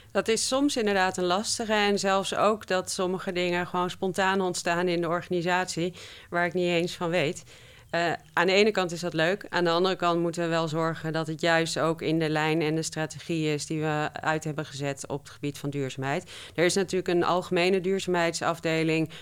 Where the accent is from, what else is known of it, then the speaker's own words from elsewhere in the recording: Twente, Overijssel, Netherlands; ik ben opgegroeid in Twente